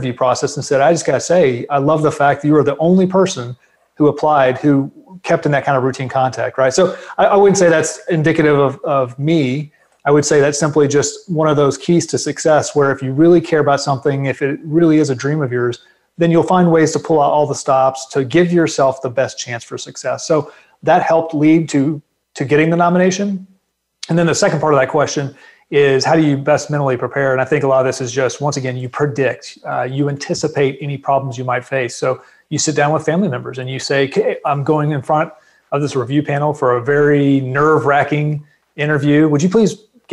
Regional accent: Fort Worth, Texas, United States; moved away as an adult; also born or lived in Japan / Norfolk, Virginia / Washington, D.C.; growing up in Dallas-Fort Worth, I'd been exposed. We had an Air Force base here called Carswell Air Force Base

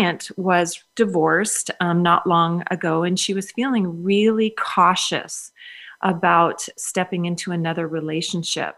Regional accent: Minnesota, United States; I grew up in Minnesota where, of course, we know it's the land of 10,000 lakes.

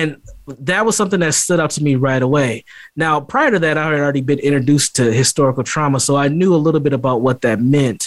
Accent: St. Paul, Minnesota, United States; I'm born and raised in St. Paul, Minnesota

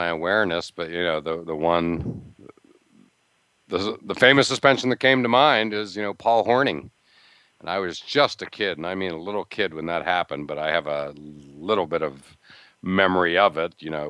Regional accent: near Pittsburgh, Pennsylvania, United States; now in Massachusetts, United States; I grew up near Pittsburgh

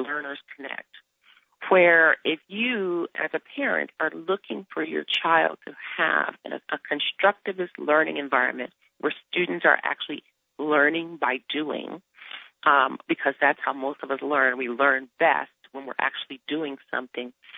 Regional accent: Detroit, Michigan, United States; I grew up in Detroit, and our parents made sure we went to the best institutions, the best schools in Detroit

